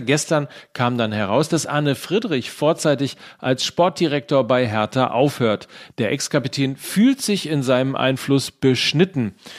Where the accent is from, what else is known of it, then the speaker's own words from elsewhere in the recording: Gütersloh, North Rhine-Westphalia, Germany; mein Heimspiel in meiner Heimatstadt